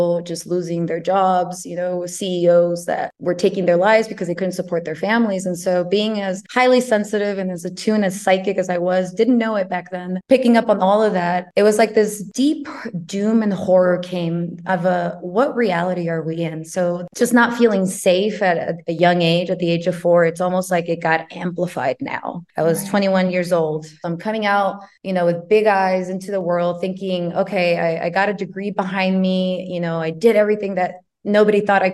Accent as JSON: {"language": "English", "region": "Arizona", "country": "United States", "tie": "born or raised there", "also_born_or_lived": "California", "moved": "yes", "said": "I was born in California. Both of my parents were from Mexico. And we moved to Arizona."}